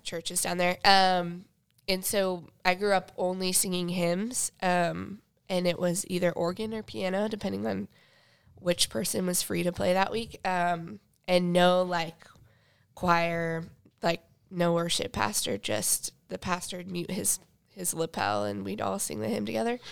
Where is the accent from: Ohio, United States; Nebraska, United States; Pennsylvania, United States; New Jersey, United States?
Nebraska, United States; Sutton; moved away as an adult; also born or lived in Phoenix, Arizona; I grew up in Sutton, Nebraska